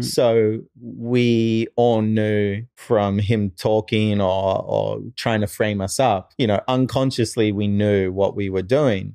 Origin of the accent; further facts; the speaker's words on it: Australia; moved away as an adult; also born or lived in New Zealand / Japan; now in United States; I moved to, uh, Australia. And so, probably more raised in Australia